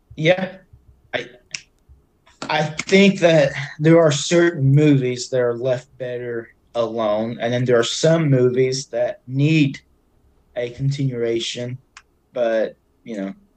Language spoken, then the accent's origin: English; Cabot, Arkansas, United States; moved away as an adult; now in Eureka Springs, United States; so I'm originally from Cabot, Arkansas. I've lived in Cabot my whole life